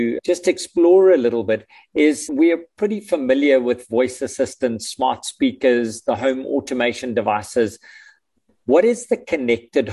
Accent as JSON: {"language": "English", "country": "South Africa", "tie": "born or raised there", "said": "as a South African living in South Africa with no plans on going anywhere"}